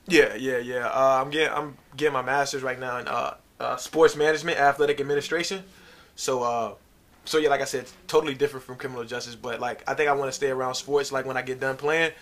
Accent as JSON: {"language": "English", "town": "Norfolk", "region": "Virginia", "country": "United States", "tie": "born or raised there", "said": "I grew up in uh, Norfolk, Virginia."}